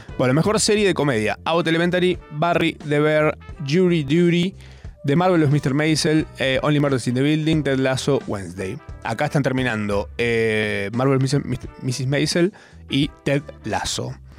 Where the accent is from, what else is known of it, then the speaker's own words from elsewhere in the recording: Argentina; siendo argentino